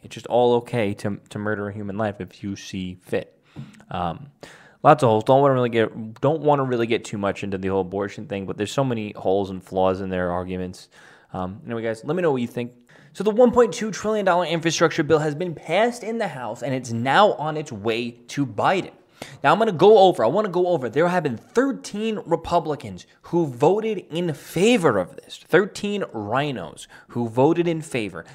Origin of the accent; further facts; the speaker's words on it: New York City, New York, United States; my hometown of Staten Island, New York